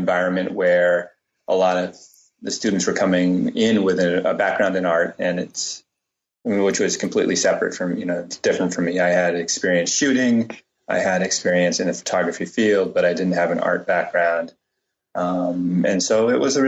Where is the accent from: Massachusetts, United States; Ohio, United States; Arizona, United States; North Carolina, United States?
Massachusetts, United States; Cambridge; I grew up in Cambridge, Mass